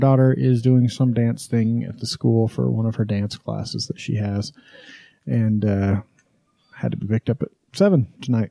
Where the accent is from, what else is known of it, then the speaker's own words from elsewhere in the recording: Wyoming, United States; now in Utah, United States; When I was growing up in Wyoming